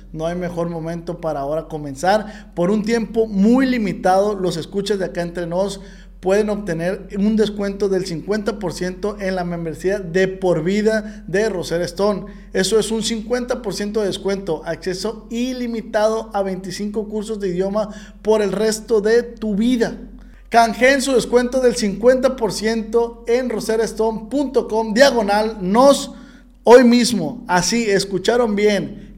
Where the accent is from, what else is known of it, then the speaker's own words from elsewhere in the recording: Mexico; yo como mexicano